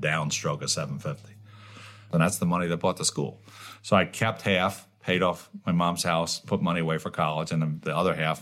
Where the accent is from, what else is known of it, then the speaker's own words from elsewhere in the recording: Bayonne, New Jersey, United States; moved away as an adult; now in Chicago, United States; I grew up in the Bayonne Little League